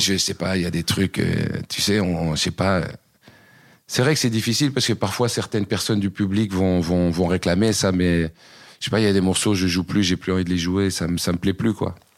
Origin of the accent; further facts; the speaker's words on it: Uccle, Brussels-Capital Region, Belgium; also born or lived in Waterloo; Je suis pas né à Braine-l'Alleud, je suis né à Uccle